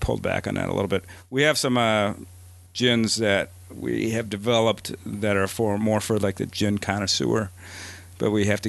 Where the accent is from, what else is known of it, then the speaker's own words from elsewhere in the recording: Wausau, Wisconsin, United States; moved away as an adult; also born or lived in Minnesota; I grew up in Wisconsin, but I was living in Minnesota at the time